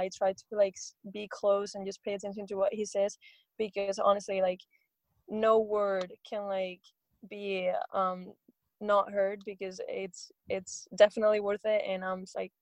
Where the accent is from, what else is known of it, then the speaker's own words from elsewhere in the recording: Spain; moved away as an adult; now in Seattle, United States; when I was still in Spain